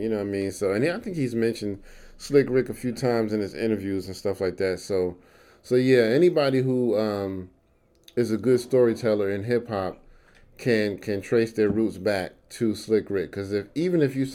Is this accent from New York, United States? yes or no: yes; New York, United States; now in North Carolina, United States; I'm a city boy. I'm from New York